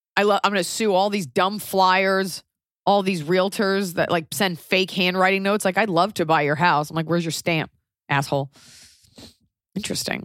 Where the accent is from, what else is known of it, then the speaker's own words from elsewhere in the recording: United States; as an American